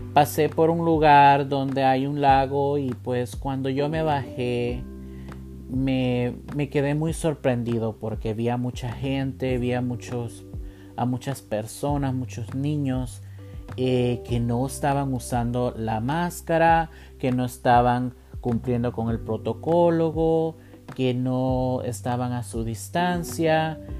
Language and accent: Spanish; Columbus, Ohio, United States; yo soy de Columbus, Ohio